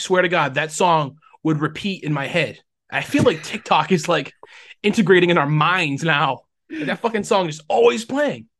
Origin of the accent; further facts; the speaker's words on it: Rhode Island, United States; I am from Rhode